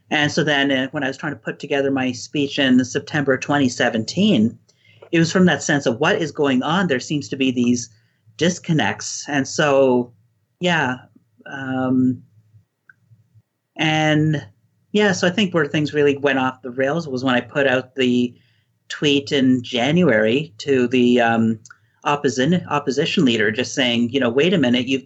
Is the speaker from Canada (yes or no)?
yes; Canada; But since then, overall, my experiences as a Canadian were quite positive, and I was a, a leftist for the longest time.